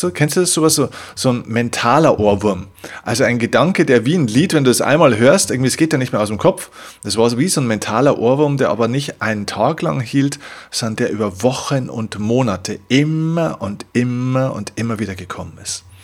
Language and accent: German; Vilsbiburg, Bavaria, Germany; habe dann in meiner Heimatstadt Vilsbiburg, eine kleine 10.000, damals 10.000 Einwohner, äh, Gemeinde den größten Kinosaal